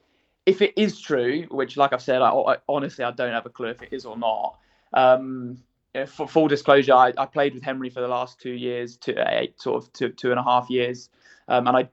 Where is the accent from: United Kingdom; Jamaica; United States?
United Kingdom; England; I'm English